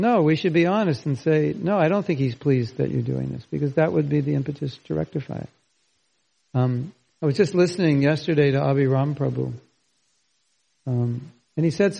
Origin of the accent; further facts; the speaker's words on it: California, United States; I grew up in California.